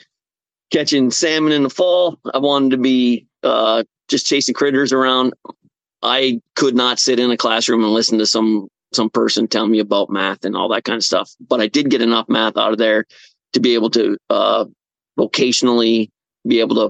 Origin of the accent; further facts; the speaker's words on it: Marquette, Michigan, United States; moved away as an adult; now in New Jersey, United States; I grew up in Marquette, Michigan, actually a little bit south of Harvey and Beaver. I lived in a little town, Beaver Grove.